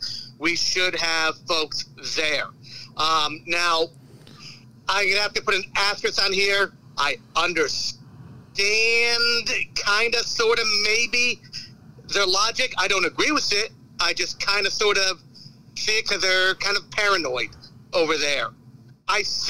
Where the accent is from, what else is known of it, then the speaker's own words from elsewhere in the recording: Northeast, United States; moved away; I'm originally from the Northeast